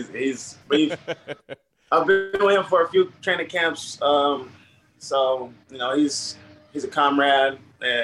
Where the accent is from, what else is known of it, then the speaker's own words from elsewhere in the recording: Fontana, California, United States; I grew up in Fontana, San Bernardino